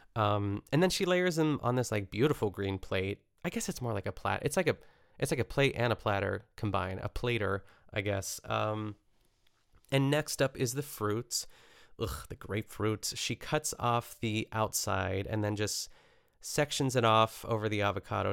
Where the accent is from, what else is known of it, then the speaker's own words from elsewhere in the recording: a suburb of Pittsburgh, Pennsylvania, United States; my hometown, which is a suburb of Pittsburgh